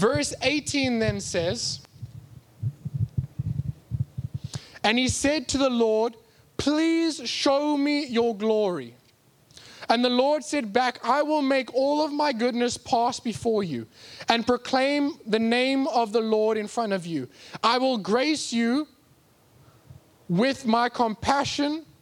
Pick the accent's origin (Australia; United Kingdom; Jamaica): United Kingdom; England; I'm English